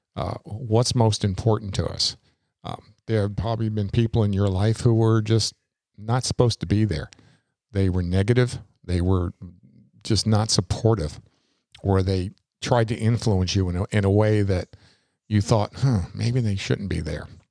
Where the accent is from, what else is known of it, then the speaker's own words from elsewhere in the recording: New York, United States; moved away as an adult; now in Florida, United States; I was brought up in New York. I was born in New York, uh, lived there until I was eighteen and moved here to Florida